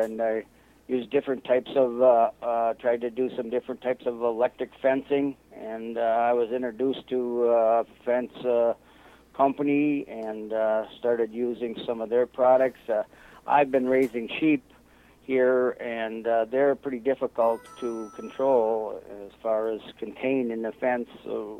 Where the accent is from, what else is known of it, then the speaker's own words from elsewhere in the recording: Melador, Wisconsin, United States; from Melador, Wisconsin. I was born and raised on this farm.